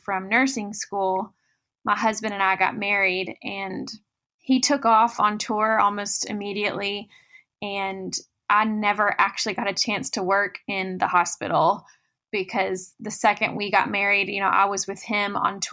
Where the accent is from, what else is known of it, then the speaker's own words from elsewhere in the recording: Goodlettsville, Tennessee, United States; I grew up in Nashville, Tennessee, a little bit north of the city in a town called Goodlettsville